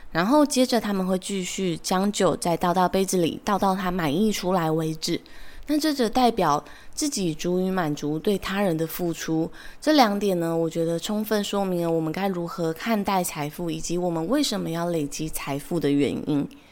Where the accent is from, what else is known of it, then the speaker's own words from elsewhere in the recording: Taiwan; 我出生在台湾